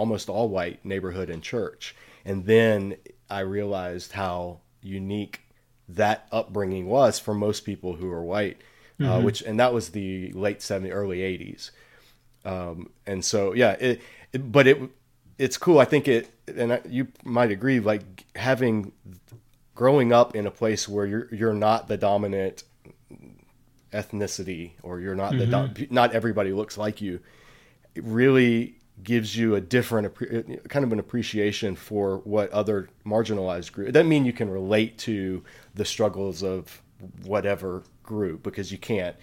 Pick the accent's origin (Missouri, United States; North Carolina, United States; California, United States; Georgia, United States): Georgia, United States; Savannah; I grew up in South Georgia, in Savannah, Georgia